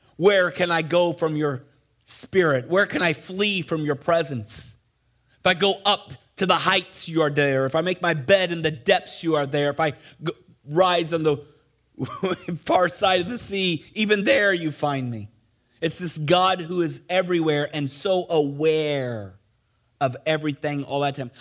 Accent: Missouri, United States; moved away; also born or lived in Ohio; I grew up in Missouri

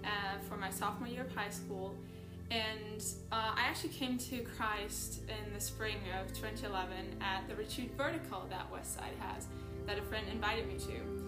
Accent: Germany; I'm from Germany, as most of you may know. I was an exchange student in Kansas 4 years ago for my sophomore year of high school.

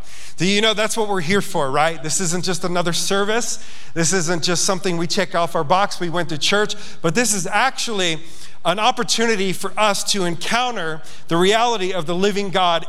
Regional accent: Yonkers, New York, United States; moved away as an adult; now in Montana, United States; I'm a city kid. I grew up in Yonkers, New York. Went to St. Bartholomew's Parochial School

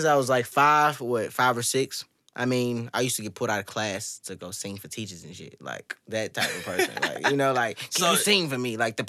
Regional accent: St. Louis, Missouri, United States; I'm from St. Louis, Missouri, but... I mean, I'm from Pine Line, so y'all know where that's at. Yeah. Went to Normandy all my life. Went to Pine Line.

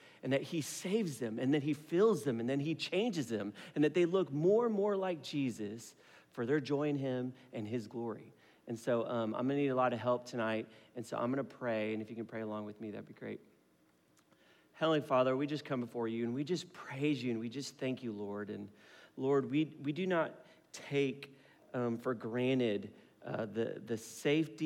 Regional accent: Philippines; So I'm Filipino

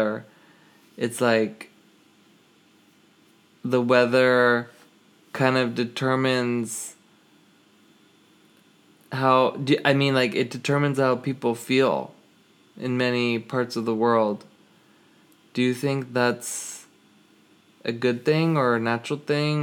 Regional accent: Los Angeles, California, United States; moved away; I'm originally from Los Angeles, it's sunny all the time

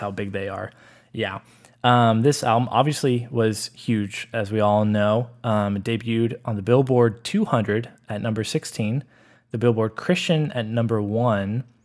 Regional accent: Austin, Texas, United States; Growing up in Austin

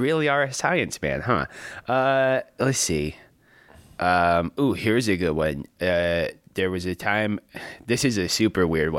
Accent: Michigan, United States; also born or lived in Denver, Colorado; I grew up in Michigan.

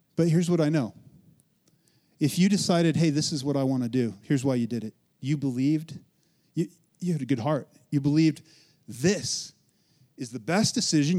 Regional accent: Western Colorado, United States; I'm from Western Colorado, grew up, born, raised, right? In Western Colorado

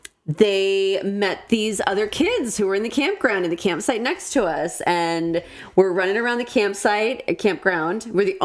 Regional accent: Minnesota, United States; moved away; also born or lived in Iowa; we had moved from Iowa to Minnesota and I was so excited to be back in my home state

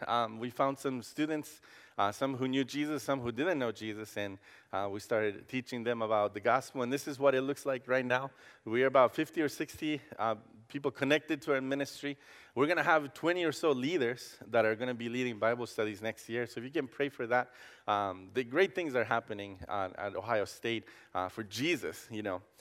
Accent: Costa Rica; English is a second language; now in Columbus, United States; I grew up in Costa Rica

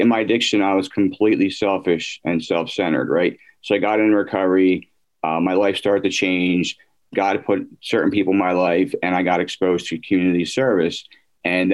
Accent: Drexel Hill, Pennsylvania, United States; I grew up out in Delaware County, mm-hmm. in the suburbs of, I grew up in Drexel Hill

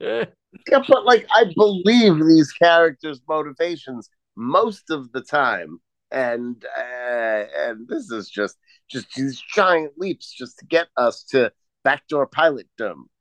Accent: New York, United States; moved away; I grew up in New York, right? That's where I'm from

